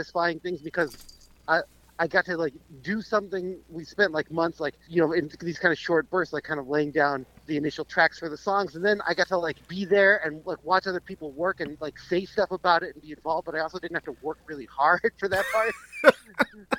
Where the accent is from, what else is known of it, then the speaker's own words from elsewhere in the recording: Central Massachusetts, United States; moved away as an adult; now in Rhode Island, United States; Originally from Central Mass.